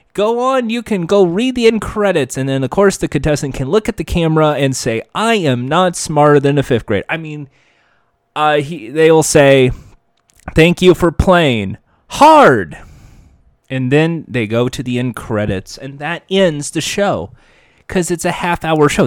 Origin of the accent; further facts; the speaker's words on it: United States; I'm an American